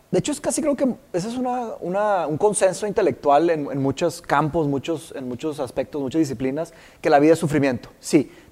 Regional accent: Brazil; Spanish is a second language; now in Mexico; sí, somos brasileños. Sí, somos, los brasileños.

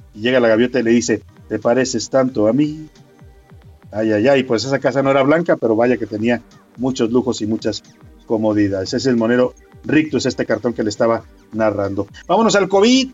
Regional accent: Mexico

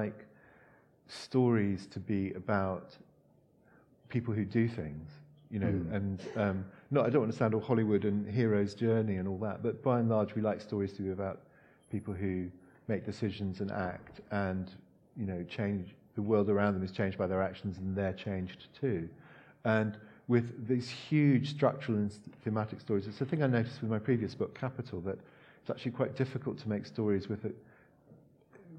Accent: Hong Kong; moved away; I grew up in Hong Kong, and in the 70s in Hong Kong

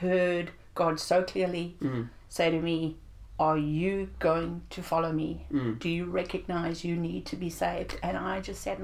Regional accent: South Africa; I grew up in South Africa

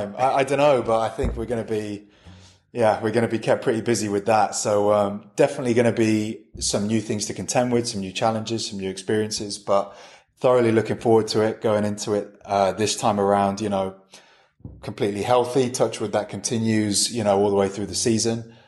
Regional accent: near Birmingham, West Midlands, United Kingdom; I grew up near Birmingham

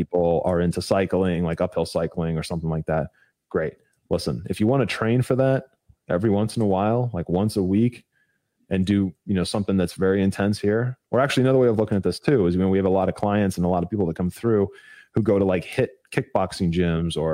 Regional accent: Ohio, United States; moved away; I'm originally from Ohio. I don't live there anymore

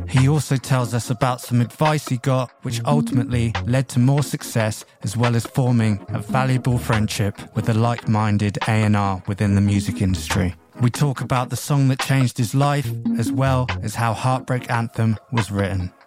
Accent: England, United Kingdom; we're English

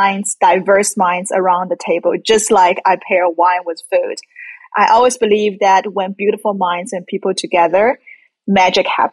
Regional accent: China; moved away; I grew up in China

